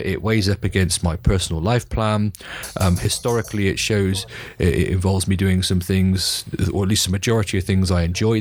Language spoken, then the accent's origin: English; United Kingdom; as a Brit